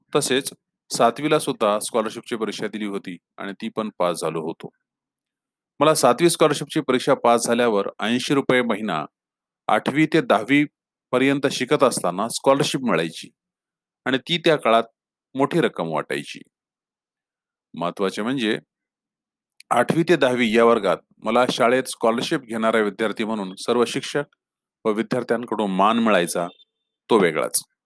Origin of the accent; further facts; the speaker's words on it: Rui, Maharashtra, India; moved away as an adult; now in Pune, India; माझे जिल्हा परिषद प्राथमिक शाळा रुई तालुका हदगाव येथील दिवस